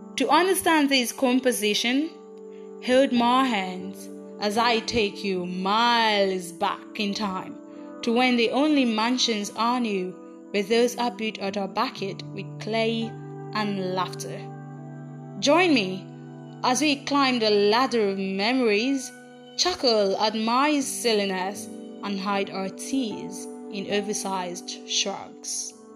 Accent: Aba, Abia, Nigeria; I grew up in Aba, a city in the eastern part of Nigeria

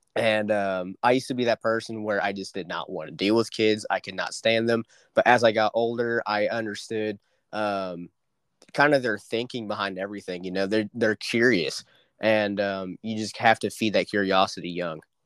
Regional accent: Dewey, Oklahoma, United States; my hometown of Dewey, America, um, is not that special, I guess you could say. Um, Bartlesville, Oklahoma, is literally just five minutes south of us

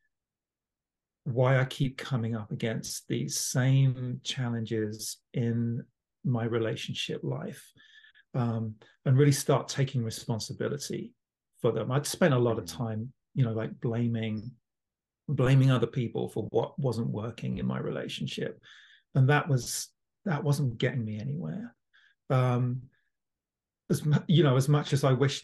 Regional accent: London, United Kingdom; born or raised there; now in Toronto, Canada

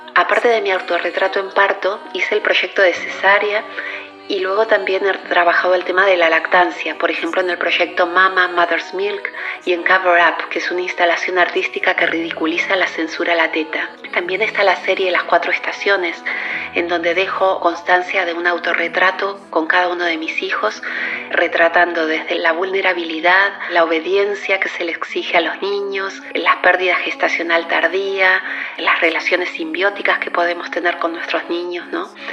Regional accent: Bahía Blanca, Buenos Aires Province, Argentina; moved away as an adult; also born or lived in New York; now in Barcelona, Spain; Nací y me crié en Bahía Blanca y a los 20 años emigré

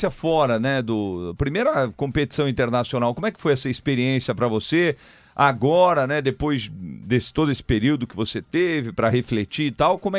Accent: São Paulo, Brazil; Isso, sou

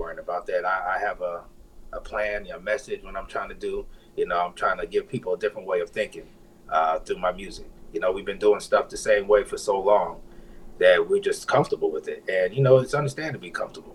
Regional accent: Orlando, Florida, United States; moved away as an adult; also born or lived in St. Thomas, U.S. Virgin Islands; now in Las Vegas, United States; When I was about 6, I moved to Orlando. So I pretty much grew up there and moved out here to Vegas in 2007.

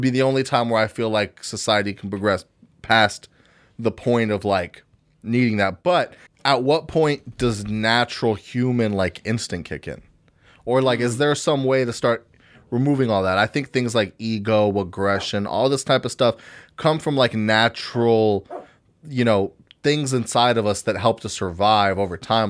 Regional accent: United States; American citizens

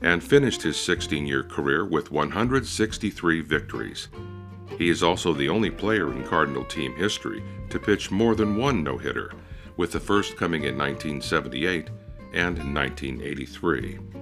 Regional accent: Sacramento, California, United States; my hometown of Sacramento, California

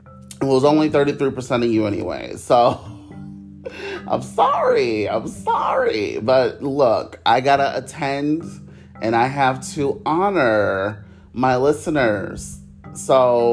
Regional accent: Cleveland, Ohio, United States; moved away as an adult; now in Orlando, United States; I'm from Cleveland, Ohio. It's very boring.

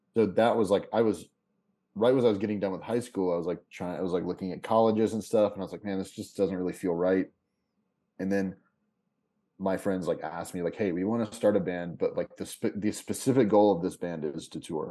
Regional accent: Kentucky, United States; moved away as an adult; also born or lived in Lexington / Chicago; I'm from Kentucky originally

